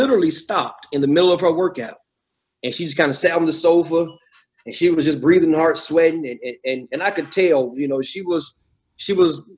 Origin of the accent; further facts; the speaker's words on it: Georgia, United States; I'm from Georgia, you know, so we eat, you know, I grew up, my grandparents would eat chitlins and pig feet